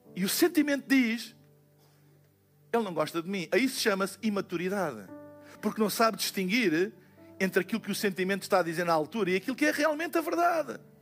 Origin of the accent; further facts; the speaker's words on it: Portugal; nós somos, como portugueses